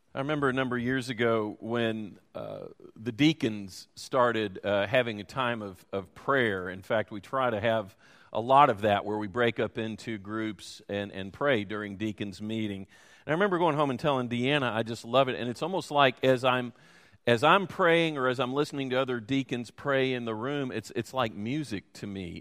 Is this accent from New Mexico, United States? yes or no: no; Louisville, Kentucky, United States; I grew up in Louisville and went to Muhammad Ali's high school